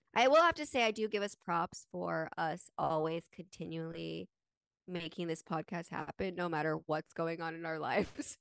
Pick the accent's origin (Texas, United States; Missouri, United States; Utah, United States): Utah, United States; we grew up in Utah